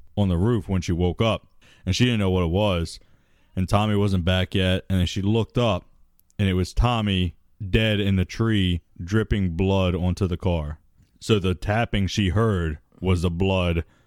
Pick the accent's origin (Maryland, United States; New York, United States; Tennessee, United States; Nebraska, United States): Maryland, United States; I grew up in Maryland